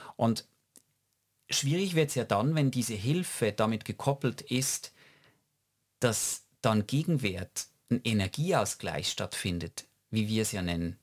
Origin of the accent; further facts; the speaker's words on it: Switzerland; wir als Schweizer